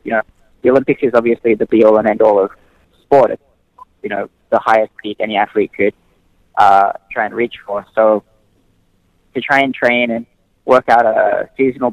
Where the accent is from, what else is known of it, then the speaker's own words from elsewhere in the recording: Australia; growing up in Australia, we're just a very sports-heavy country in general